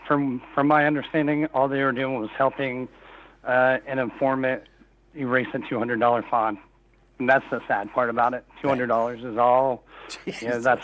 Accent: West Virginia, United States; I am from West Virginia.

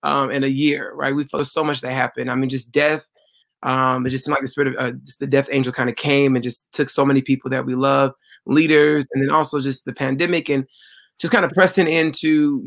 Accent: United States; growing up in America

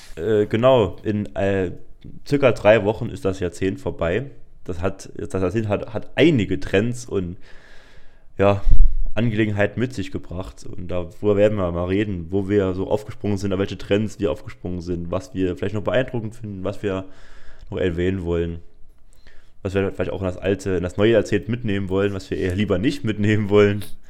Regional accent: Saarbrücken, Saarland, Germany; bei uns im Saarland

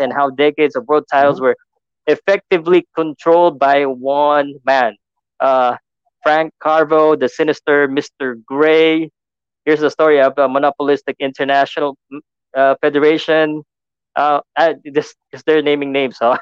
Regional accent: Philippines

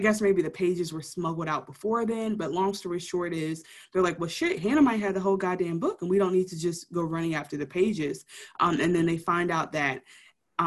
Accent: Detroit, Michigan, United States; being from Detroit

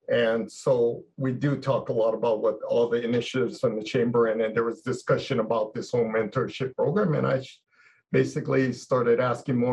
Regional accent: Kapaa, Hawaii, United States; moved away as an adult; also born or lived in San Francisco, California / Pasadena, California; now in Honolulu, United States; I'm from Kauai, from Kapaa High School.

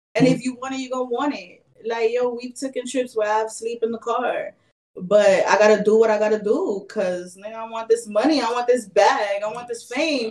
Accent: New York, United States; I grew up in New York, and this I moved to New York in 1996

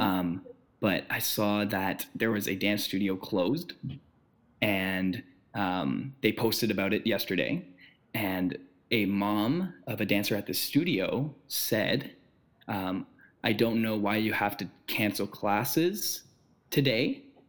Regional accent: Ottawa, Ontario, Canada; We're both from Ottawa.

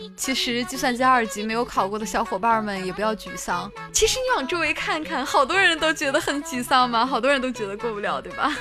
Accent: China; 作为一个中国人

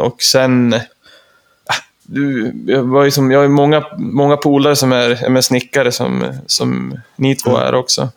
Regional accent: Östersund, Jämtland, Sweden; jag är ju trebarnspappa från Östersund

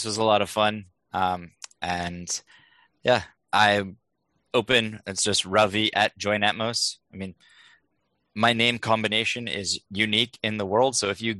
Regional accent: India; born there; I was born in India and named by a monk there.

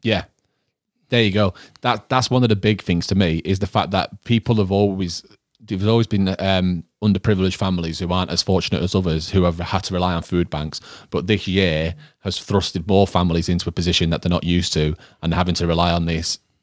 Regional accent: Manchester, North West England, United Kingdom; growing up in Withenshaw

